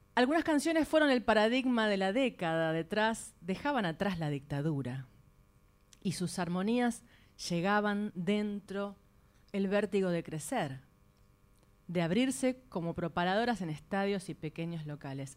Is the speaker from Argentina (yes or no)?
yes; San Nicolás de los Arroyos, Buenos Aires Province, Argentina; yo nací en San Nicolás y mm, bueno, allá iban siempre a ensayar al lado de la casa de mi mamá